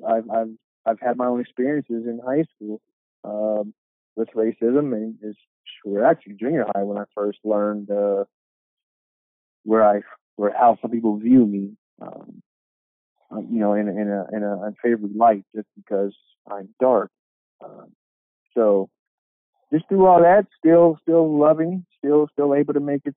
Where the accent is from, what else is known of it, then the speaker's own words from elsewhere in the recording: Sacramento, California, United States; I am from, born and raised in Sacramento.